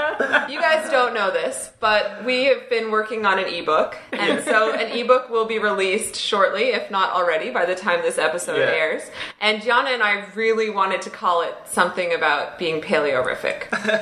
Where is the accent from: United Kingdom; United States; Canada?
Canada; accent: Canadian; My Canadian accent.